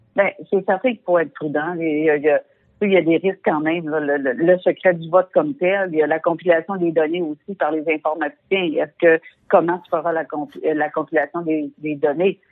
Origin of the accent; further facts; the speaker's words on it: Quebec, Canada; en tant que Québécois